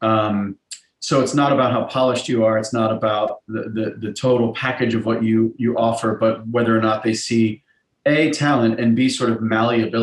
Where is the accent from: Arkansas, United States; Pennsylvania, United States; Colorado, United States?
Pennsylvania, United States; Pittsburgh; moved away as an adult; now in New York, United States; I grew up in Pittsburgh, so I auditioned at Point Park